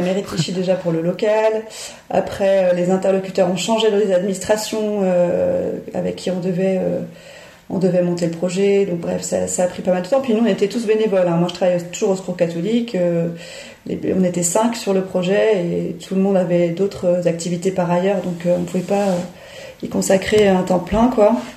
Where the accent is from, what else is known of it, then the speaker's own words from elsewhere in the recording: Paris, Île-de-France, France; moved away as an adult; also born or lived in Clichy-la-Garenne / Dunkirk area; now in near Gravelines, France; je suis parisienne à la base. Je suis née à Paris et euh, j'ai vécu euh, une vingtaine d'années intramuros.